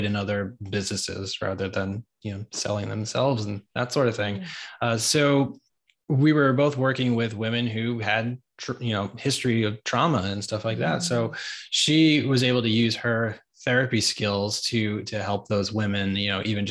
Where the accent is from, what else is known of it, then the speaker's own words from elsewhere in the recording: New York, United States; moved away as an adult; now in Atlanta, United States; I was from New York. We chose Atlanta.